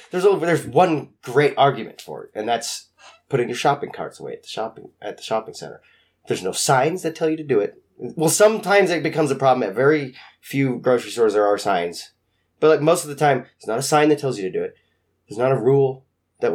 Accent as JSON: {"language": "English", "town": "Spokane", "region": "Washington", "country": "United States", "said": "I came from Spokane."}